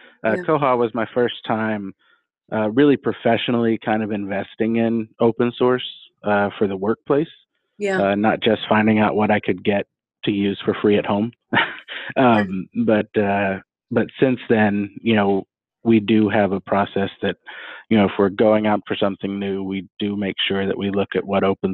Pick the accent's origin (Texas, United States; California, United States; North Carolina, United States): Texas, United States; I am from Texas. It's great, but I've lived all over too.